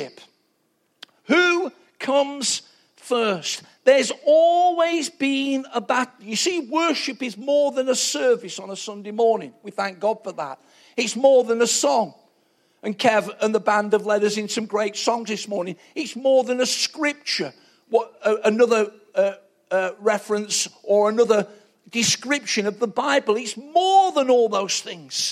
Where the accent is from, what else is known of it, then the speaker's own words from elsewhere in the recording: Nottingham, East Midlands, United Kingdom; I'm from Nottingham, two council house kids